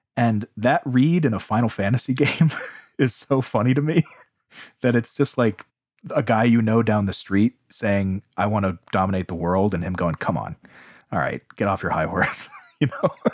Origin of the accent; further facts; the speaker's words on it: United States; growing up in America